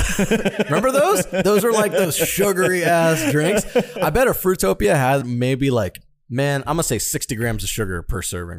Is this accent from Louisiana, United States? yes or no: no; Florida, United States; Ladies and gentlemen, growing up in Florida, I didn't drink these under five.